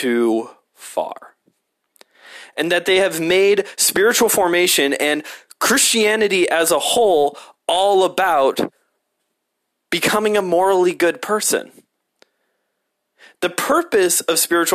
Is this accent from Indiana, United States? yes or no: yes; Hammond, Indiana, United States; I grew up in Hammond